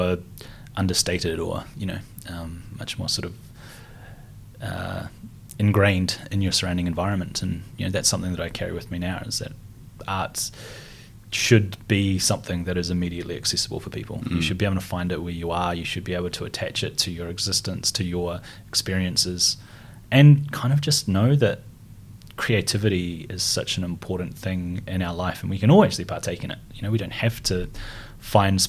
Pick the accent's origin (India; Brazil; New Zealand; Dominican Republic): New Zealand; Christchurch, Canterbury; I grew up in North New Brighton, by the beach